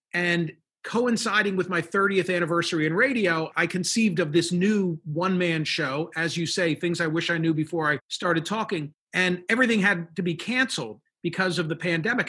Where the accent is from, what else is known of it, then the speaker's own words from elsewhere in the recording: Philadelphia, Pennsylvania, United States; I'm from Philadelphia